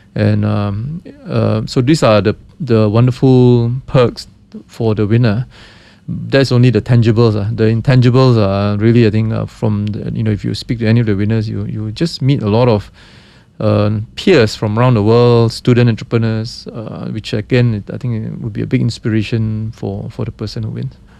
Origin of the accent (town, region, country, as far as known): Malaysia